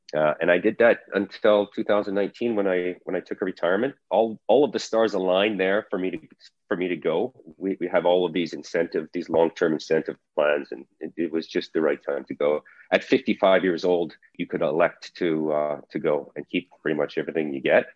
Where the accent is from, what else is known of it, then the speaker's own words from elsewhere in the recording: Calgary, Alberta, Canada; moved away; was born and raised in Calgary, Alberta, in Canada. Um, I did my high school and university there.